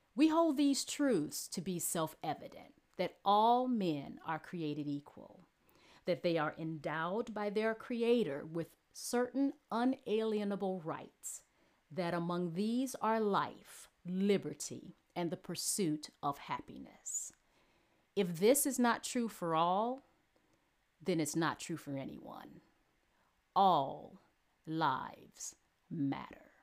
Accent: United States; now in United Kingdom; I'm an American living in the UK

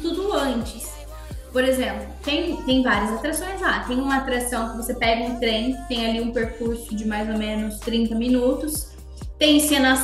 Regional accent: Minas Gerais, Brazil; moved away; also born or lived in São Paulo; eu sou de Minas

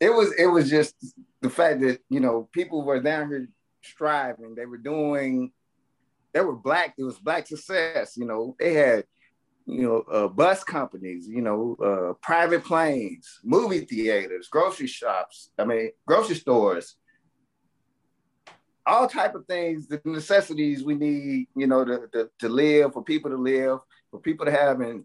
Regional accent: Tulsa, Oklahoma, United States; because that's my hometown. That's where I grew up at.

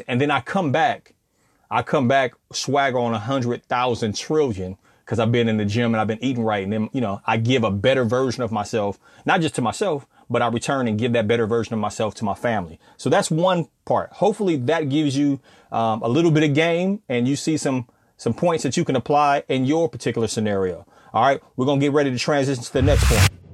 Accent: California, United States; now in Southern United States, United States; I come from Cali, and I'm living down south

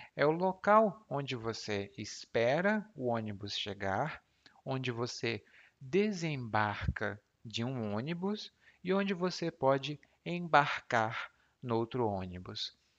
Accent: Brazil; aqui no Brasil

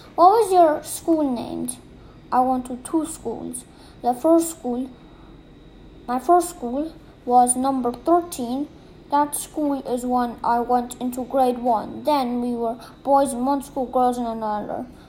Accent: Minsk, Belarus; also born or lived in Saratov Oblast, Russia; I lived in Minsk all my life, but I was born in the Saratovskoy Oblasti

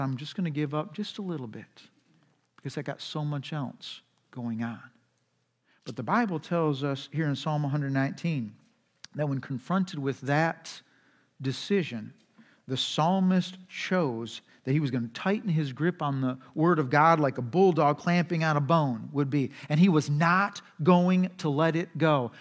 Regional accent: United States; We as American culture. We're just frantic

